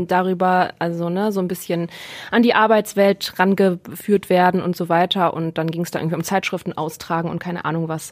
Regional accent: Neuss, North Rhine-Westphalia, Germany; now in Essen, Germany; ich komme aus Neuss bei Düsseldorf

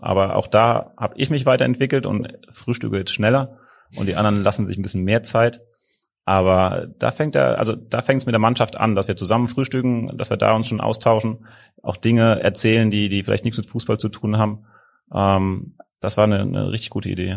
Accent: Rhineland-Palatinate, Germany; moved away as an adult; now in Hamburg, Germany; ich bin Pfälzer und wir sind sehr gesellige Leute

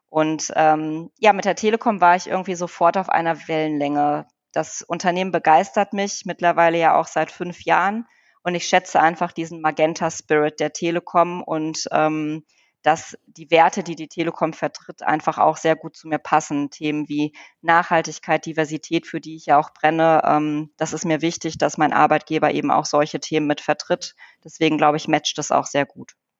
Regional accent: Wuppertal, North Rhine-Westphalia, Germany; moved away as an adult; also born or lived in Poland; now in Bonn, Germany; ich bin ja in Wuppertal geboren äh, und aufgewachsen

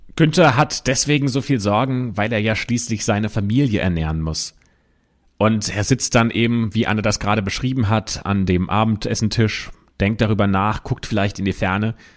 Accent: Germany; bei uns in Deutschland

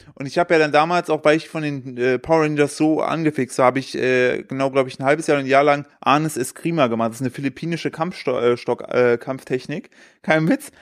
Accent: East Germany, Germany; ich bin ja, ich bin ja im Osten aufgewachsen

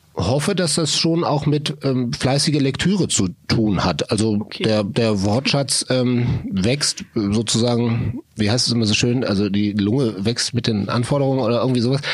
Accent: Solingen, North Rhine-Westphalia, Germany; ich komme aus Solingen im Solingen. Bergischen Land, mhm. Düsseldorf, Wuppertal, jene Ecke.

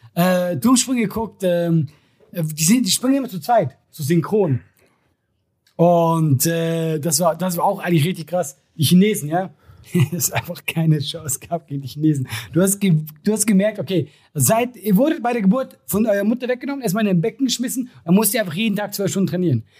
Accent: Switzerland; wir Schweizer

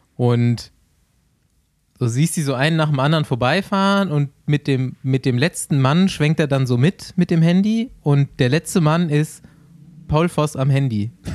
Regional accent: North Rhine-Westphalia, Germany; bei uns in NRW

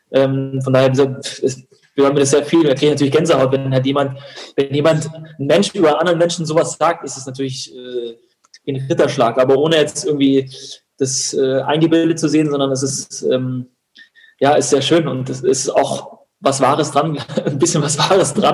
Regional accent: Unterhaching, Bavaria, Germany; Und Haching ist meine Heimat und ähm, oder war damals meine Heimat und mein Zuhause.

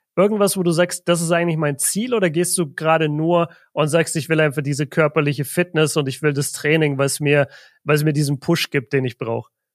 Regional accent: Southern Germany, Germany; Ich komme aus Deutschland, ich komme aus Süddeutschland

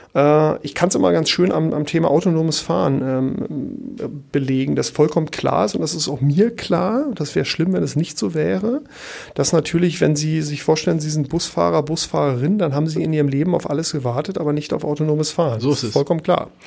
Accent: Berlin, Germany; moved away as an adult; also born or lived in Paris; now in Hamburg, Germany; ich bin ja in Ostberlin geboren

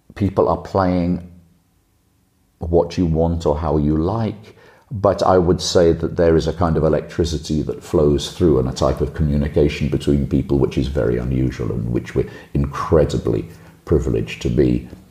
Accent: Liverpool, North West England, United Kingdom; now in Germany; my hometown

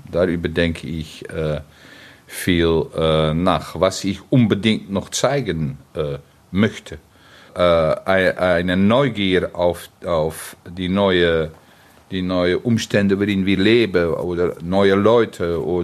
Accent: Netherlands; German is a second language; Ich bin ein Niederländer.

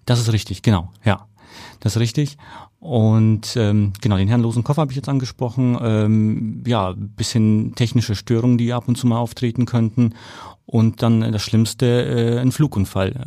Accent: Nuremberg, Bavaria, Germany; accent: rolling R; moved away; damals in Nürnberg, ich komme aus Nürnberg.

